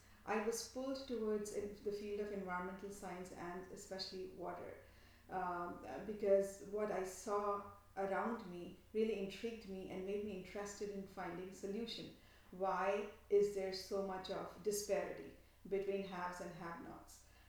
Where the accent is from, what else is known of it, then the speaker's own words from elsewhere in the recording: Kolkata, West Bengal, India; moved away as an adult; also born or lived in Delhi, India; now in Toronto, Canada; my educational background is from India and Canada. I grew up, born in Kolkata.